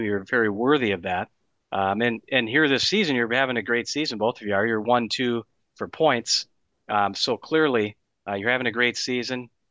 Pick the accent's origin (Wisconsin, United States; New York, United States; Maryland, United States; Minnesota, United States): Wisconsin, United States; moved away as an adult; also born or lived in Colorado; I grew up in Wisconsin. I played hockey in Sun Prairie.